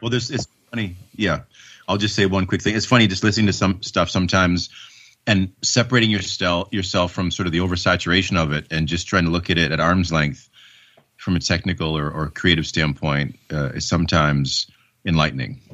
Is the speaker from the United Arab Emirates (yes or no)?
no; Canada; my citizenship as a Canadian